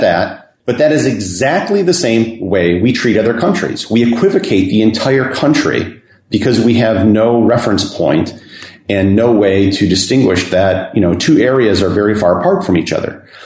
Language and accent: English; United States; moved away